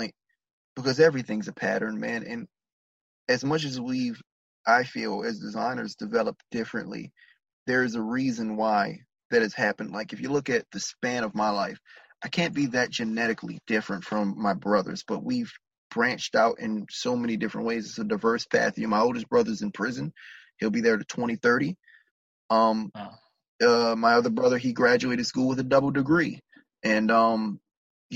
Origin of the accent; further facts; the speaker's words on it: Maryland, United States; I'm from Maryland